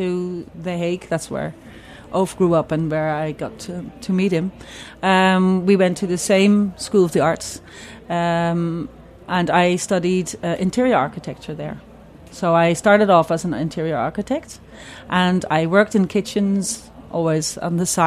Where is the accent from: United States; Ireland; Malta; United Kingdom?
Ireland; also born or lived in Netherlands; now in Amsterdam, Netherlands; growing up in Ireland, there was not a lot of food, or it was a very poor time